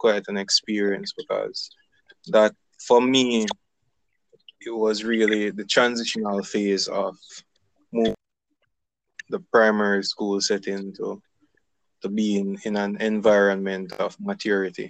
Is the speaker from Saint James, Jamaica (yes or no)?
yes; Salt Spring, Saint James, Jamaica; also born or lived in Mount Carey, St. James; I really grew up in South Spring.